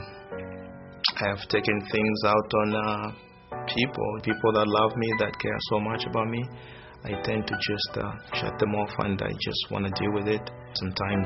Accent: Zambia; moved away; I'm originally from Zambia, which is a small country in southern Africa.

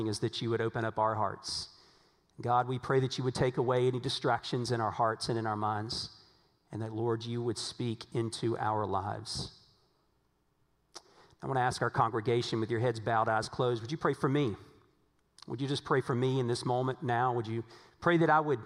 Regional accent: Virginia, United States; now in Texas, United States; Now, I grew up in Virginia. I didn't grow up in Texas. Now, I've lived in Texas a long time now, but I grew up

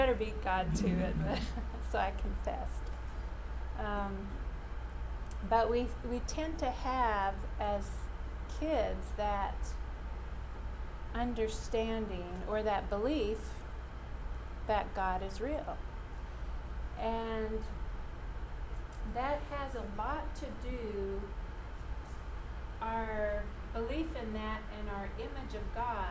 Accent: Saskatchewan, Canada; when I was probably 7 or 8, we lived in Saskatchewan. I'm a Canadian

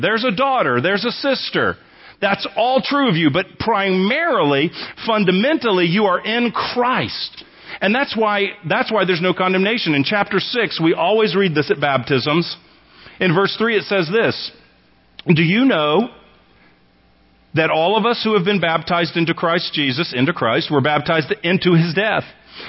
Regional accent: Texas, United States; I think of myself primarily as a Texan.

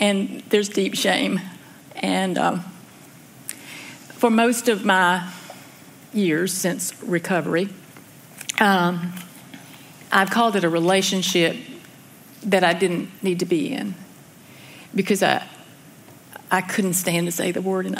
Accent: Elkin, North Carolina, United States; I grew up in Elkin, North Carolina, which is about 40 miles north of Winston-Salem

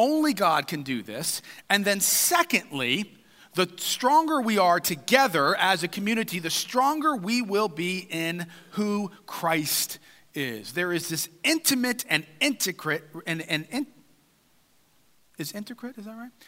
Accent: United States; we as good American individuals

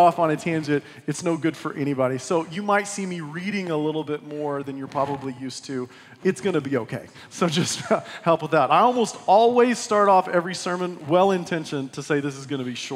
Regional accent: West Texas, United States; I was born and raised in West Texas.

